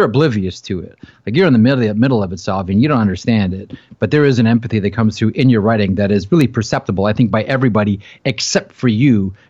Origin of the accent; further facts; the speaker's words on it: Toronto, Ontario, Canada; I grew up in Toronto, and I grew up in the era of Harold Ballard